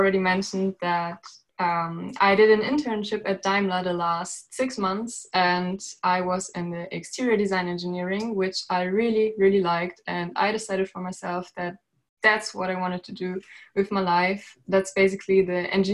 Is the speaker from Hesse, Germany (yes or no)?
no; Berlin, Germany; I'm currently studying in Berlin, my hometown, the town I was born in.